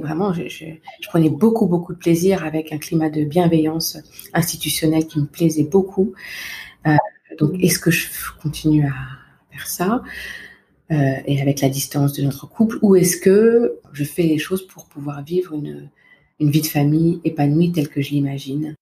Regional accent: Val-de-Marne, Paris region, Île-de-France, France; moved away; je suis originaire de naissance du Val-de-Marne, en région mmh. parisienne, où j'ai passé toute mon enfance, mon adolescence

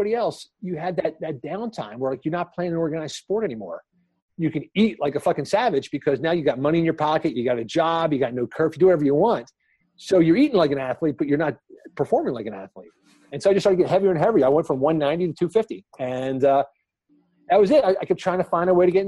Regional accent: Philadelphia, Pennsylvania, United States; I came out of Philly, John. That's where I grew up. I grew up in Upper Darby in South Philadelphia

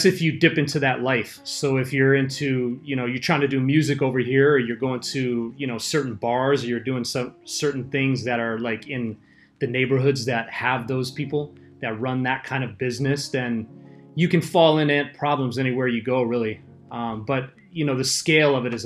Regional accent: Los Angeles, California, United States; moved away as an adult; now in Okinawa, Japan; I'm from Los Angeles

